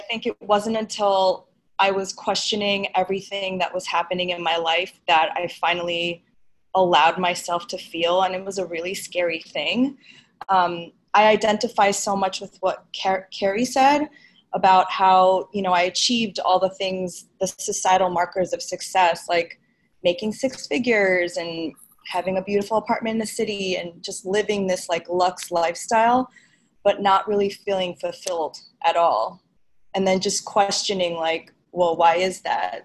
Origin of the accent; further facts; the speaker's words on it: New York City, New York, United States; I'm I'm a New Yorker